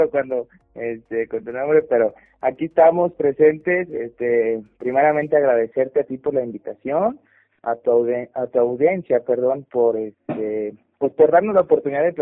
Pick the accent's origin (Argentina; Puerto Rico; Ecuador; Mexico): Mexico; Es mexicana, eh, somos mexicanos